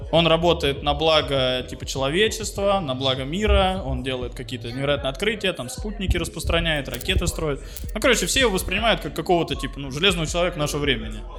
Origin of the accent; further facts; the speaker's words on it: Belarus; мы же из Беларуси кухонька